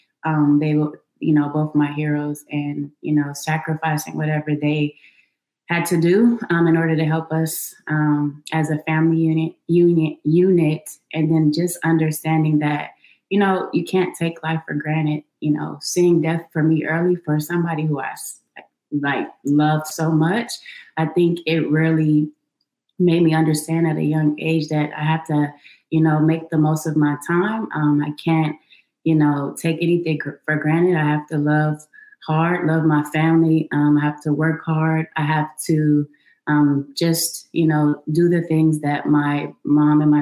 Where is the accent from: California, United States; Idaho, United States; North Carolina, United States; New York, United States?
California, United States; Los Angeles; I grew up in Los Angeles